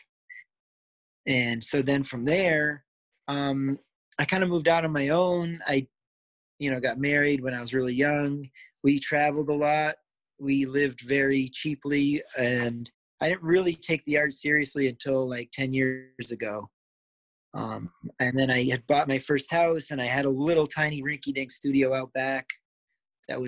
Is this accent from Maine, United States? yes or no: yes; Down East Maine, United States; I was born and raised in Down East Maine, near Acadia